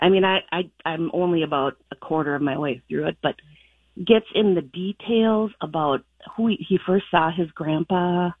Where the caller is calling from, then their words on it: Elk River, Minnesota, United States; Elk River.